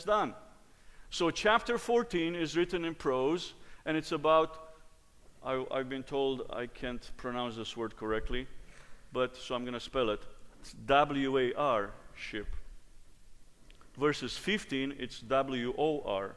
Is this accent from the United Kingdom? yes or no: no; Romania; moved away; Growing up in Romania, my dad was the choir director.